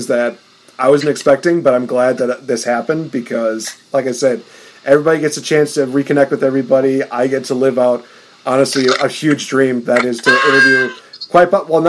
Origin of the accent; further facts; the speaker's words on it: Chicago, Illinois, United States; she's a Chicago native like me